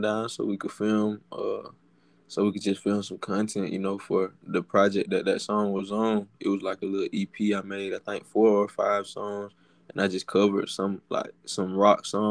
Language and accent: English; Dublin, Georgia, United States; I'm from Dublin, Georgia. It's a small